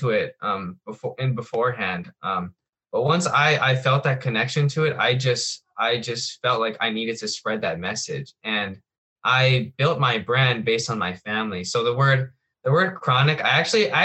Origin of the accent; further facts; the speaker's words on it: Hawaii, United States; I'm born and raised in Hawaii